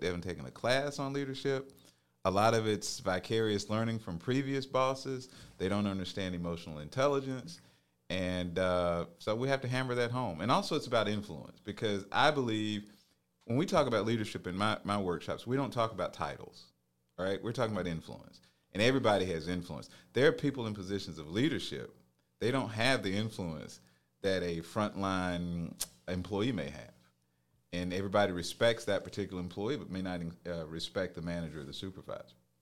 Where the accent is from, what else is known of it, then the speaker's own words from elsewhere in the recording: Phenix City, Alabama, United States; now in Columbus, United States; I grew up in Phoenix City